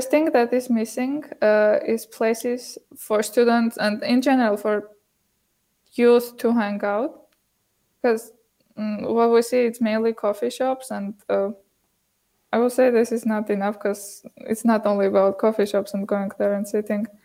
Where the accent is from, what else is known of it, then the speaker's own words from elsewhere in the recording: Yerevan, Armenia; English is a second language; also born or lived in Montreal, Canada / Toronto, Canada; I'm from Armenia